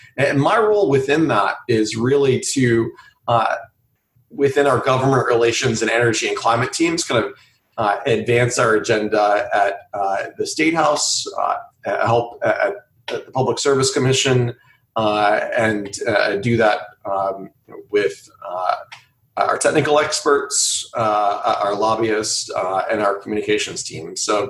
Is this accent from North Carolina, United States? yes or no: yes; Greensboro, North Carolina, United States; moved away as an adult; now in Columbia, United States; I grew up in North Carolina in Greensboro, and came down here to Columbia for college at USC, and you know, liked it a lot, and ended up staying.